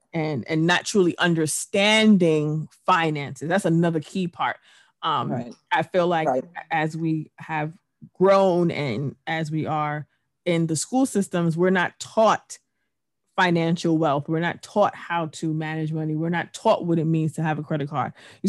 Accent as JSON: {"language": "English", "region": "England", "country": "United Kingdom", "tie": "born or raised there", "said": "yes, I was born in England, but I've worked here. I went to school here. I've had my main years here."}